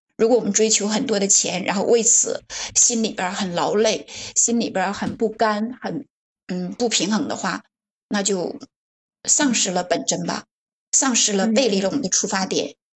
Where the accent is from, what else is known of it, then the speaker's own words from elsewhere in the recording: Northeast China, China; accent: Northeastern; moved away; 我的老家在东北，然后我现在，嗯，很多年没回去了